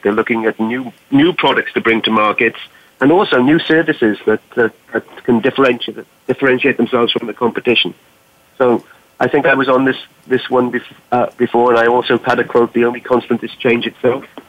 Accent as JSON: {"language": "English", "region": "Wales", "country": "United Kingdom", "moved": "yes", "lives_now": "Boston, United States", "said": "I'm from Wales in the UK"}